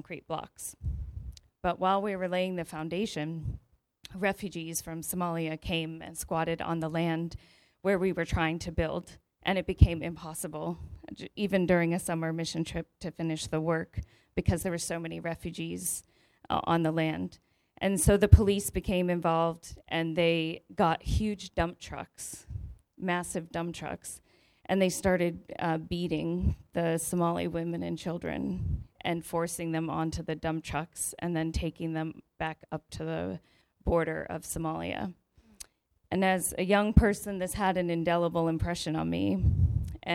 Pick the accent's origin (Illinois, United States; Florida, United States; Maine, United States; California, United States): Maine, United States; also born or lived in Mumias, Kenya; I grew up with a single mom and my brother in a small town in Maine